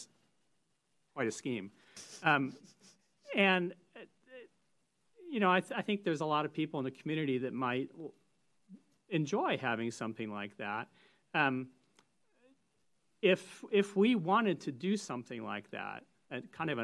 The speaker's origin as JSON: {"language": "English", "region": "Northern California", "country": "United States", "tie": "born or raised there", "said": "I grew up in Northern California"}